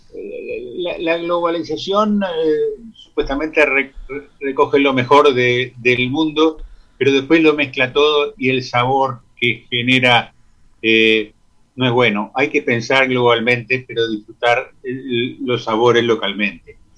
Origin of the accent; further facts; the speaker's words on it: Uruguay; con lo que había en abundancia en nuestro país